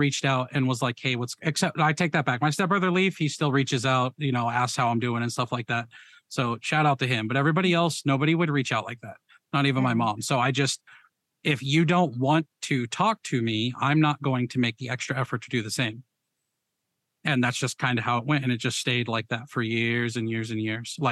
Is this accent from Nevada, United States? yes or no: yes; Las Vegas, Nevada, United States; also born or lived in Ohio / Rhode Island; now in Oklahoma, United States; I grew up in Vegas. I moved to Ohio. Then I moved to Rhode Island and now I'm in Oklahoma.